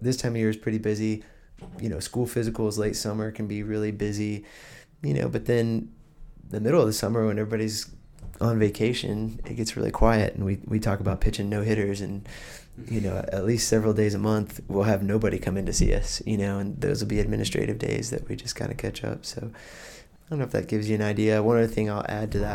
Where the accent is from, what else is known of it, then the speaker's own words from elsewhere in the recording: just north of Athens, Georgia, United States; now in Blacksburg, United States; I grew up in just north of Athens, Georgia